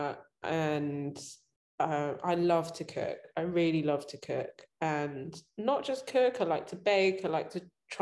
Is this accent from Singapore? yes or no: no; London, United Kingdom; I grew up and I was born in London